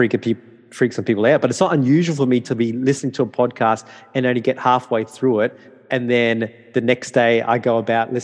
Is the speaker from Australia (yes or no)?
yes; Darwin, Northern Territory, Australia; English is a second language; moved away as an adult; also born or lived in Townsville, Australia / Brisbane, Australia; I was born and bred in Northern Territory.